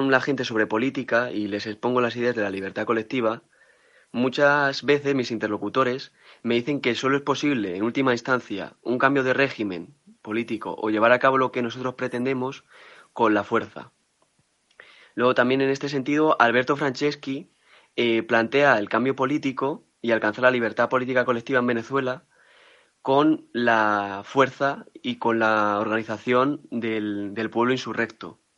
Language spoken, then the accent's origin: Spanish; Leganés, Community of Madrid, Spain; soy de Madrid, de Leganés